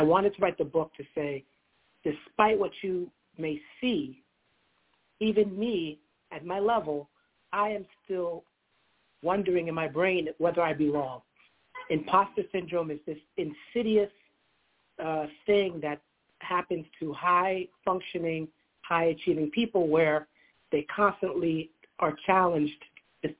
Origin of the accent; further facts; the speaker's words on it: United States; I was born in America